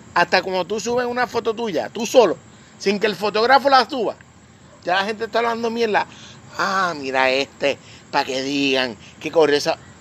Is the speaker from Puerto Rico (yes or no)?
yes; Puerto Rico; yo soy boricua